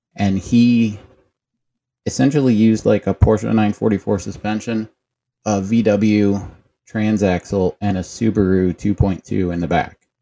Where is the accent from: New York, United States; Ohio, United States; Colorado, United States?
Ohio, United States; Cleveland; I'm from Cleveland, and we, when I was born, lived in a duplex in the city